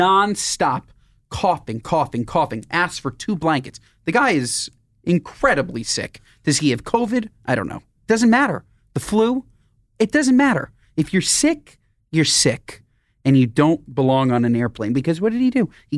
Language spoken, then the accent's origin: English; New York, United States; I'm from New York. We didn't talk about this. I'm not from here. I'm just happen to be in LA.